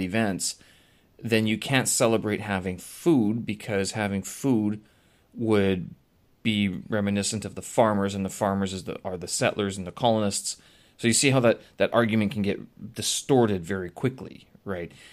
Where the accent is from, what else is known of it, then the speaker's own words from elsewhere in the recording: Canada; now in China; I'm Canadian.